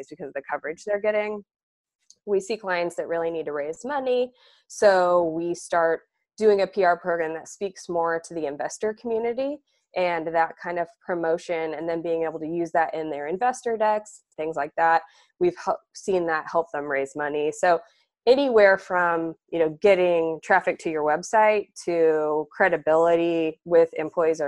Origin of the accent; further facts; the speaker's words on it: Indiana, United States; I grew up in Indiana